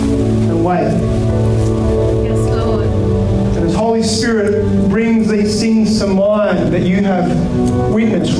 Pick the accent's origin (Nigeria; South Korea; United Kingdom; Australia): Australia; Kalgoorlie, Western Australia; Growing up in Kalgoorlie